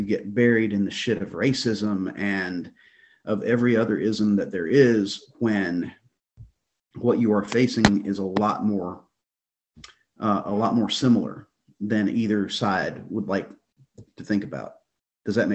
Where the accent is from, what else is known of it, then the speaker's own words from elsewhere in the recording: Deep South, United States; I grew up poor in the Deep South.